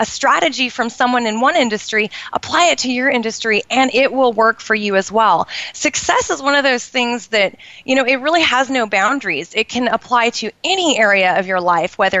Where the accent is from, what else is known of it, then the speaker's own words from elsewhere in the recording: Portland, Oregon, United States; in Portland, which is where I grew up in the Pacific Northwest